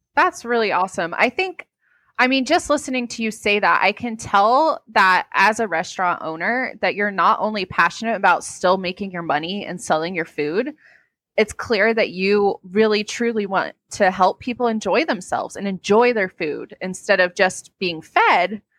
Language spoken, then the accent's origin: English; Wake Forest, North Carolina, United States; I grew up in Wake Forest